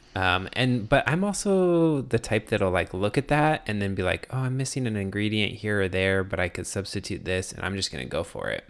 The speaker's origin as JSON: {"language": "English", "region": "Arizona", "country": "United States", "tie": "born or raised there", "moved": "yes", "said": "growing up in Arizona"}